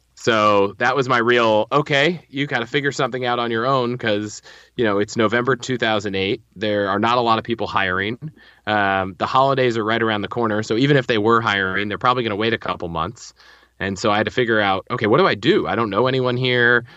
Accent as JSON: {"language": "English", "region": "Northern Virginia", "country": "United States", "tie": "born or raised there", "also_born_or_lived": "Colorado", "moved": "as an adult", "said": "I grew up in Northern Virginia"}